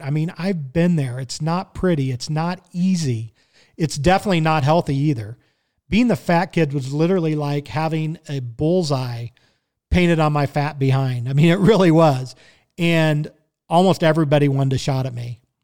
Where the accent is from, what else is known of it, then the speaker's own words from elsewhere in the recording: Kansas City, Missouri, United States; I was born and raised in Kansas City, Missouri.